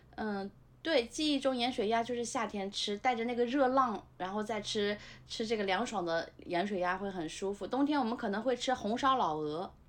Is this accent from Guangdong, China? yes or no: no; Nanjing, Jiangsu, China; moved away; 对，我们家现在是全国有名的高风险地区，就是著名的我们的路口国际机场周边的 ，呃，市，市郊的地方，城南市郊的路口机场附近